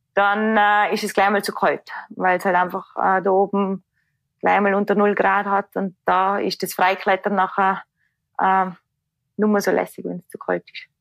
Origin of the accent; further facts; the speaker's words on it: Tyrol, Austria; ich bin aus dem Tirol